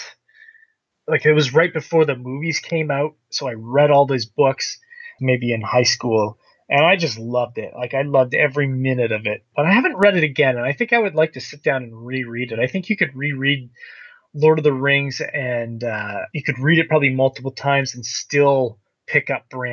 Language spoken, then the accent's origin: English; Canada; Being a Canadian kid growing up